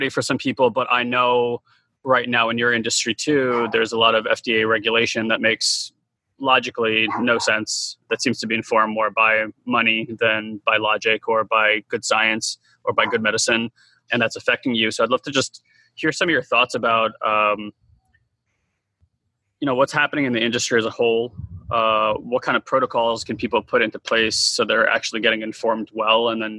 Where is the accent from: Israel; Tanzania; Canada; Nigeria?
Israel; now in United States; I'm an immigrant, informed by a few different cultures. My parents are Russian. I was born in Israel.